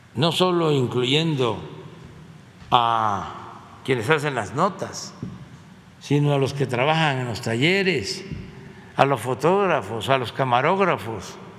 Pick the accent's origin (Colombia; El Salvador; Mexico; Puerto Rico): Mexico; Eso somos todos los mexicanos